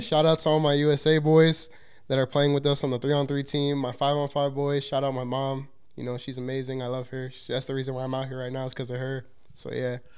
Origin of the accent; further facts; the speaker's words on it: Chicago, Illinois, United States; I'm from Chicago, Illinois